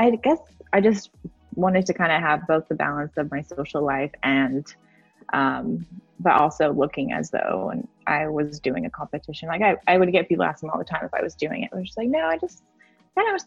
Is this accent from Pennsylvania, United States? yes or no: no; Oklahoma City, Oklahoma, United States; moved away as an adult; now in California, United States; I'm from Oklahoma City. I grew up there for 27 years